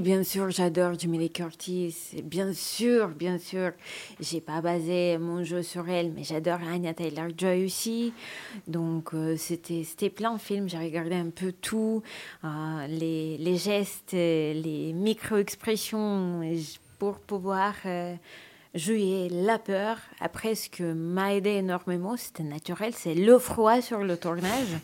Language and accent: French; Russia; accent: Russian; French is a second language; Je suis russe, je parle avec un accent